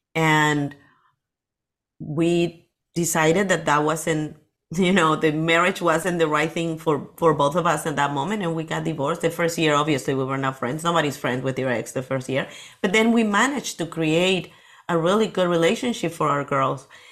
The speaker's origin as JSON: {"language": "English", "region": "Lima", "country": "Peru", "tie": "born or raised there", "second_language": "English", "moved": "as an adult", "lives_now": "Las Vegas, United States", "said": "I was born in Peru, in Lima, in the city"}